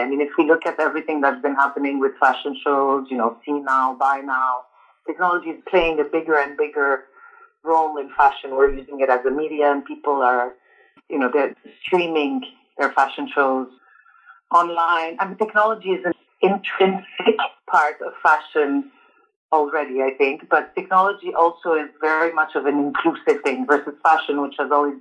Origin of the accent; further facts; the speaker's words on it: Montreal, Quebec, Canada; moved away as an adult; also born or lived in Lebanon / Paris, France; now in London, United Kingdom; Born in Lebanon, but immigrated to Canada when I was 3. So I grew up in Canada